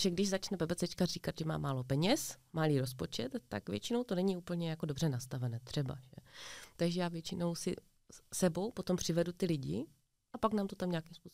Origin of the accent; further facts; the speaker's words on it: Ostrava, Moravian-Silesian Region, Czechia; My jsme z Ostravy